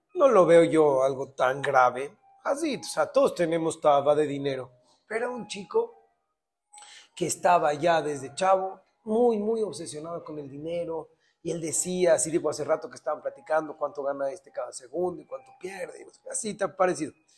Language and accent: Spanish; Mexico; somos mexicanos